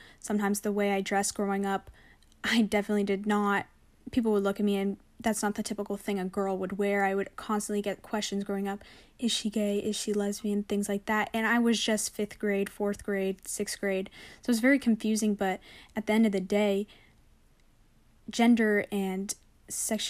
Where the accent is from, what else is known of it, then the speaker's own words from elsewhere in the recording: San Francisco, California, United States; moved away as an adult; now in San Diego, United States; Growing up in San Francisco